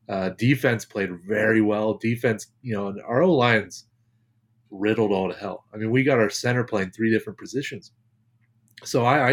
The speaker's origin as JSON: {"language": "English", "region": "Ohio", "country": "United States", "tie": "born or raised there", "said": "a kid growing up in Ohio"}